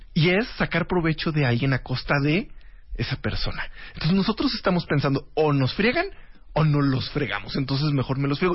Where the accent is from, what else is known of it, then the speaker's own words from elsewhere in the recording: Jalisco, Mexico; yo que vengo de Jalisco